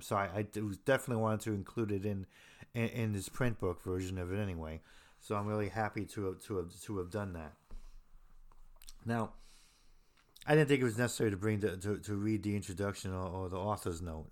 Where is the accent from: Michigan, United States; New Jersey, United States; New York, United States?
New Jersey, United States; Hoboken; I'm from Hoboken, New Jersey